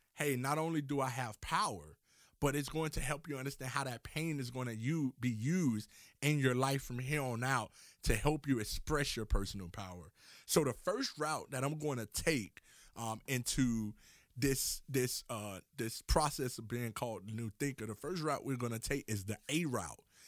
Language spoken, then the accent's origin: English; Miami, Florida, United States; I'm from Miami, Florida